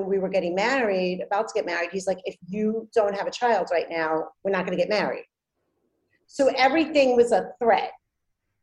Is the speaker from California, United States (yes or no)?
no; New York City, New York, United States; also born or lived in Andover, England; I'm from Brooklyn.